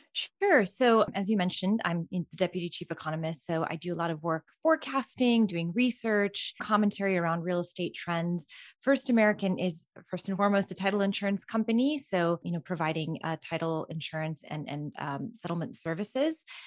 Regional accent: Albania; moved away; I was born and raised in Albania

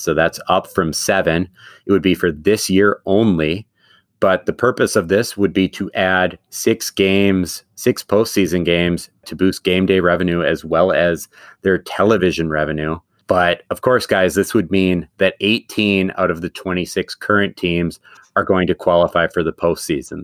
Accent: Madison, Wisconsin, United States; moved away; also born or lived in Eau Claire, Wisconsin; I'm not from the Twin Cities, I'm from Madison, Wisconsin

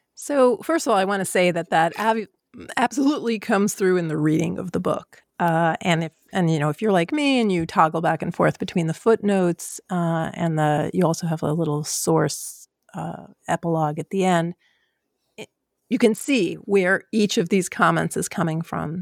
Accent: New York City, New York, United States; I'm from Queens. I worked in the World Trade Center in the eighties

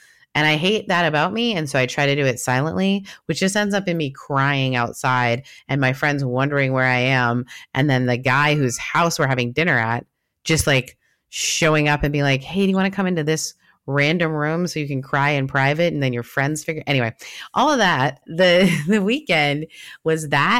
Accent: Canada

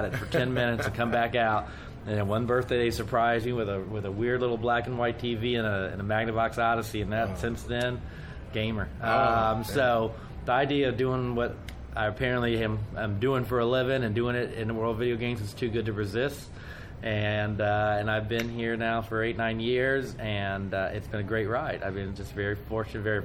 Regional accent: Dayton, Ohio, United States; moved away as an adult; now in Washington, D.C., United States; I've been born and raised in Dayton, Ohio.

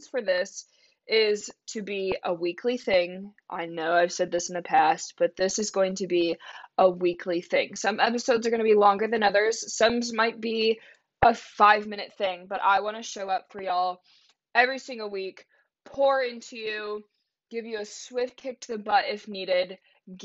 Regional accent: Saline, Michigan, United States; I'm from a small town called Saline, Michigan. It's right outside of Ann Arbor

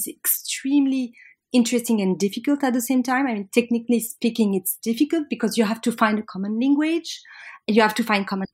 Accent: Paris, Île-de-France, France; I'm French from Paris

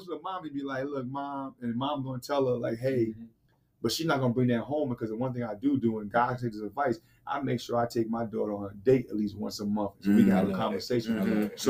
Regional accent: New York City, New York, United States; I grew up in New York City

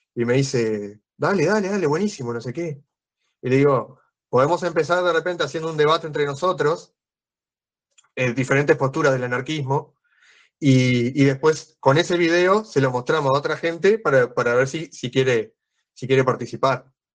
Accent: Canelones, Uruguay; Yo soy de Canelones, que está al lado de Montevideo, al lado de la capital

